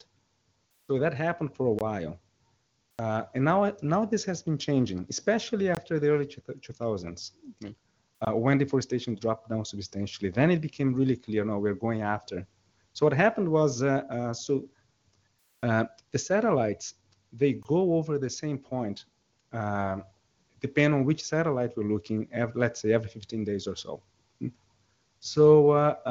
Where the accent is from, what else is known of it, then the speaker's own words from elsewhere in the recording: São Paulo, Brazil; I was raised in Sao Paulo